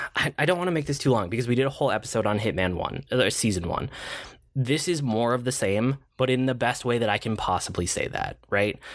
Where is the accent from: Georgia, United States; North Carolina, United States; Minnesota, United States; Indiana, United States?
Minnesota, United States; as a Minnesotan